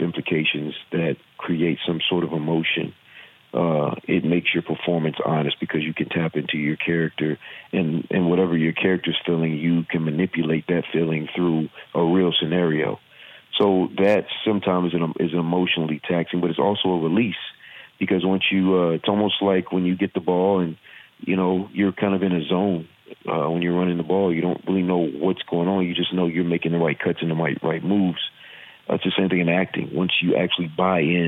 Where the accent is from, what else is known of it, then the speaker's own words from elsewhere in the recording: Virginia, United States; accent: southern; I'm from Virginia. I have a southern accent